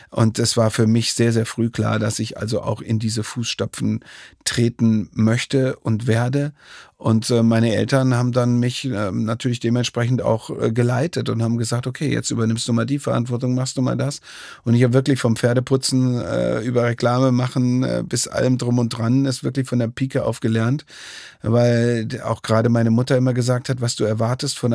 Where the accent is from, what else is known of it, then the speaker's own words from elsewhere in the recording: Dresden, Saxony, Germany; born there; und ich bin selber ja schon fast 20 Jahre jetzt ähm, gebürtiger Dresdner